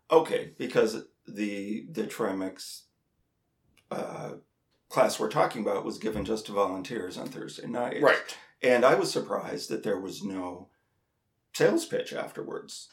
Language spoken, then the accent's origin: English; North Dakota, United States; I grew up in North Dakota